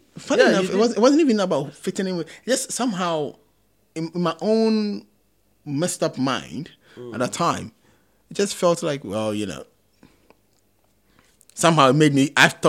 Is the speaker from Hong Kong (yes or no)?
no; Kumasi, Ashanti, Ghana; now in United Kingdom; I'm from Kumasi